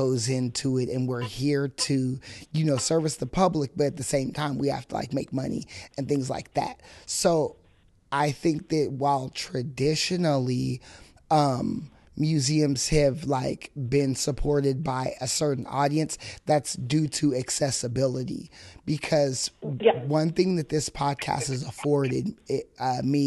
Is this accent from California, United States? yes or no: yes; Fresno, California, United States; growing up in Fresno, I went to Ernie Pyle